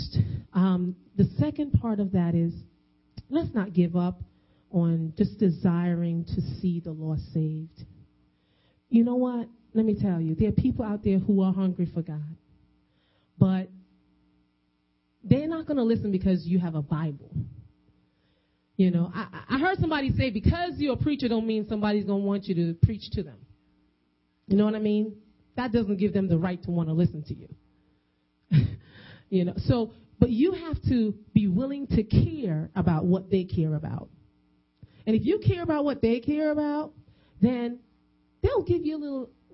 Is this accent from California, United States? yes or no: no; New York, United States; I'm a Caucasian woman walking the streets and I'm from New York